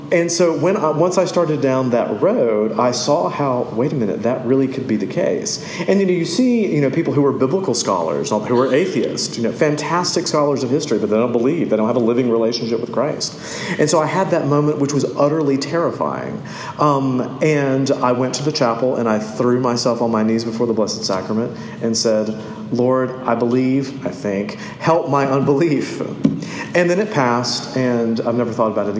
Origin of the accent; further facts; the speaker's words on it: the South, United States; growing up in the South, Jesus was always part of everything